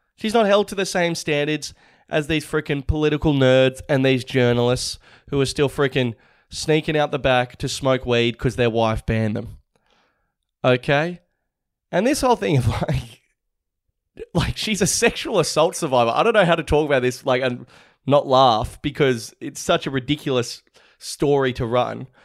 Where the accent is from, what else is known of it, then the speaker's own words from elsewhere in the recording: Australia; we're all Aussie.